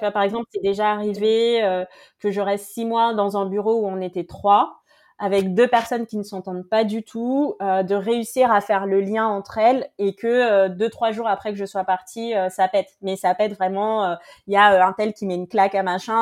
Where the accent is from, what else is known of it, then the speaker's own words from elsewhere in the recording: French Guiana; je viens de, de Guyane